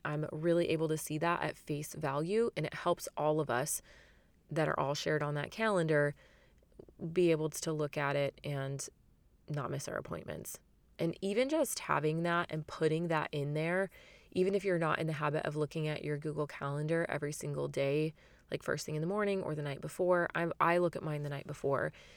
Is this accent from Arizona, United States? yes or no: yes; Phoenix, Arizona, United States; especially in my hometown and in my city, basically the entire Phoenix area